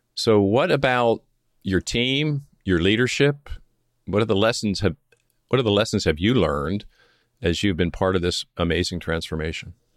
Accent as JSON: {"language": "English", "town": "Philadelphia", "region": "Pennsylvania", "country": "United States", "tie": "born or raised there", "also_born_or_lived": "Coronado, California", "moved": "as an adult", "said": "I grew up near Philadelphia"}